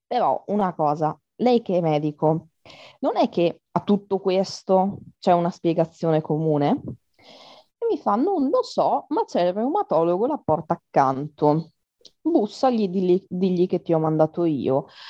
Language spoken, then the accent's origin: Italian; Trieste, Friuli-Venezia Giulia, Italy; first language Italian; ho 22 anni e sono di Trieste